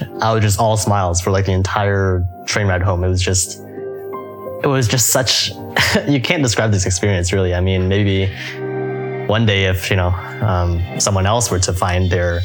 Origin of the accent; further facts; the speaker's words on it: Canada; now in Hong Kong; I'm Canadian